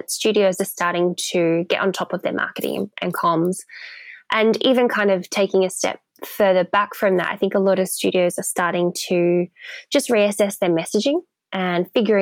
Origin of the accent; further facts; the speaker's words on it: Melbourne, Victoria, Australia; moved away as an adult; now in London, United Kingdom; So Melbourne in Australia is my hometown